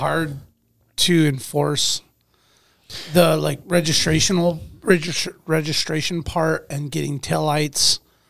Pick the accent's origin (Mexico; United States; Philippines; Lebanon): United States; Anchorage, Alaska; I'm talking about where I grew up in East Anchorage.